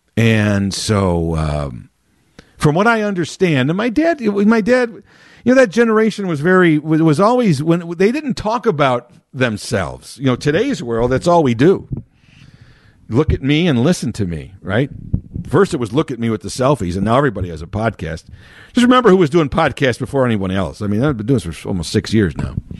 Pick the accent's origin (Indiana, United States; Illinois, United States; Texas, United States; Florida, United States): Illinois, United States; Chicago; born and raised in Chicago, been living, uh, always around the city